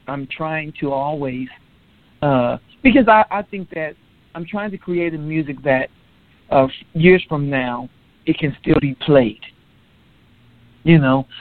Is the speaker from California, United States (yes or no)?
yes; Los Angeles, California, United States; now in Texas, United States; I'm currently in Texas, but I was born and raised in California, Los Angeles